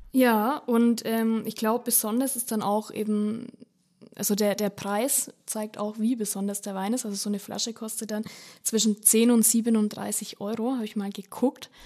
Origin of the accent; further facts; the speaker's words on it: Upper Franconia, Bavaria, Germany; ich komme ja aus Oberfranken